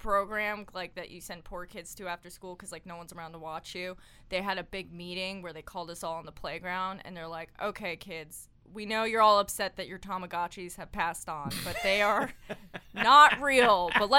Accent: Long Island, New York, United States; I grew up on Long Island. Around the corner from me was a Japanese convenience store.

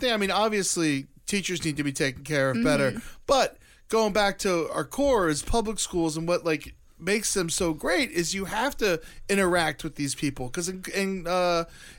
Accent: Boca Raton, Florida, United States; I grew up in Boca Raton, Florida, which is like one of the richest fucking places in the world

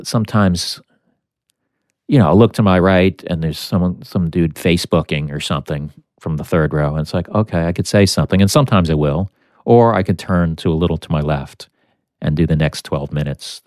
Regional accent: United States; one American, which was me

